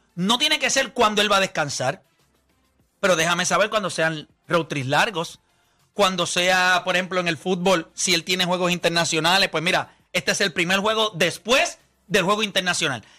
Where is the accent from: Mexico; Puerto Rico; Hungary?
Puerto Rico; yo soy de Puerto Rico